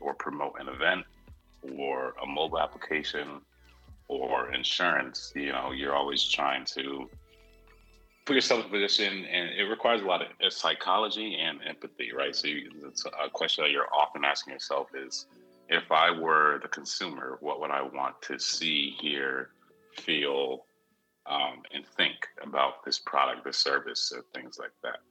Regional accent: Cheshire, Connecticut, United States; also born or lived in St. Louis, Missouri; I was originally born in St. Louis, Missouri, lived there for 8 years, then made the move to Connecticut, where my parents had grown up and all of our family was. And since 8 years old, I was living in Cheshire, Connecticut for the next 20 years or so. So that's basically when people ask me where I grew up, I say I grew up in Cheshire, Connecticut.

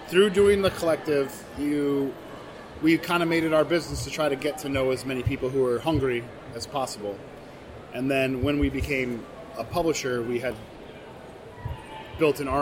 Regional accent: Michigan, United States; I'm from Michigan originally. I grew up here most of my life

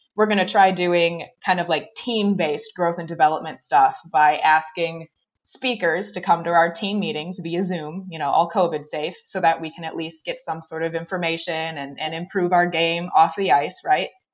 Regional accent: Racine, Wisconsin, United States; also born or lived in Eau Claire, Wisconsin; I joined the club junior program. Um, and that was in, in Racine, Wisconsin.

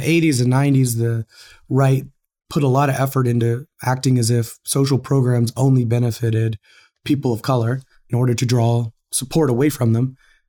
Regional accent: Texas, United States; I grew up poor white in Texas

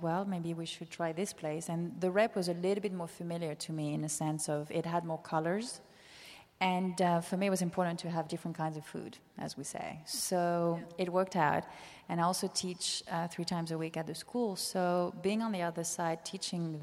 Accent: Nice, Provence-Alpes-Côte d'Azur, France; moved away as an adult; also born or lived in Netherlands / New York; now in San Francisco, United States; I was born in Nice

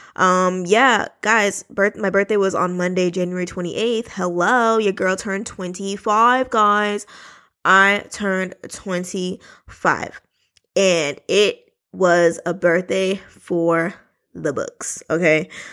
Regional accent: New York City, New York, United States; I was born in Brooklyn, New York

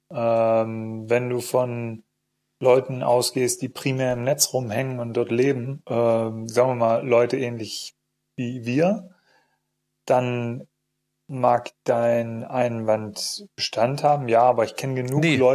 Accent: East Germany, Germany; Ich komme aus dem Osten. Ähm, Entschuldigung, ich komme auch aus dem Osten.

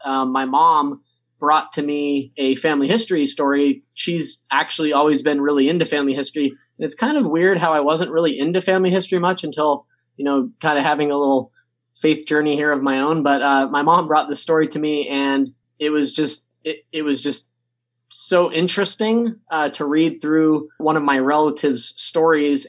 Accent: San Diego, California, United States; growing up in San Diego, California

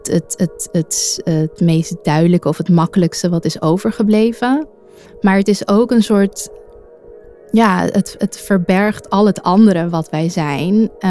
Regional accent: Amsterdam, North Holland, Netherlands; Ik ben 31 jaar oud. Ik kom uit Amsterdam en woon met mijn bijna driejarig dochtertje en mijn man in Amsterdam West. Mijn moeder is Italiaans en mijn vader is geboren in Indonesië, in Manado, op het eiland Sulawesi.

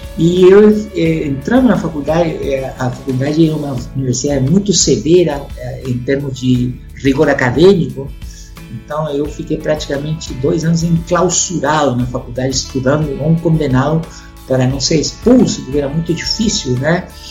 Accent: Concepción, Biobío, Chile; Portuguese is a second language; moved away as an adult; also born or lived in Belo Horizonte, Brazil / Espírito Santo, Brazil; now in Brazil; Eu sou do sul do Chile, é o terceiro polo mais importante do rugby nacional, né? na cidade de Concepción, uma cidade industrial. Né? E eu nasci na cidade de Concepción

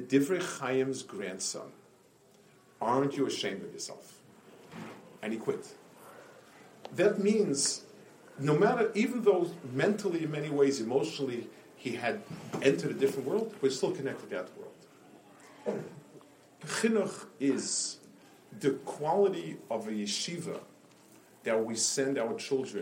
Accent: New York City, New York, United States; When I grew up on Lower East Side

